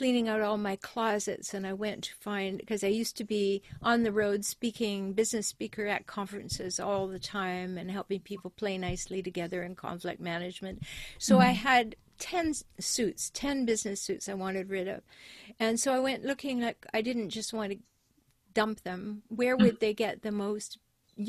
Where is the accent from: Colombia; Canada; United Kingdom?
Canada; I'm natively a Canadian